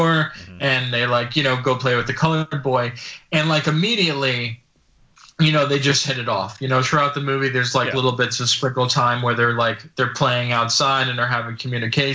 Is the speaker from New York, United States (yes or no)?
no; New Jersey, United States; I grew up in New Jersey